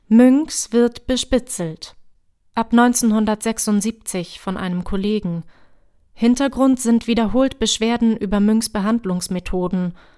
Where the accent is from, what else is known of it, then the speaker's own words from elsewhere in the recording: Halle, Saxony-Anhalt, Germany; also born or lived in Hamburg; Ich bin zwar hier in Halle im Nachwendeosten aufgewachsen, gebürtig komme ich aber aus Hamburg, genauso wie meine Eltern